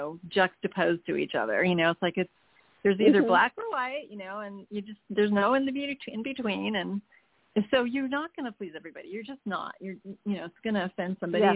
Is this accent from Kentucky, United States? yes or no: no; New York, United States; also born or lived in California; now in Fort Worth, United States; I grew up in New York State, so I didn't grow up in the West